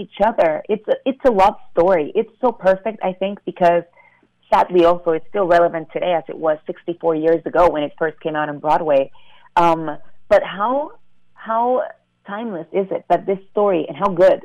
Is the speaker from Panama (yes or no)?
yes; Panama; moved away; I'm able to also represent Panama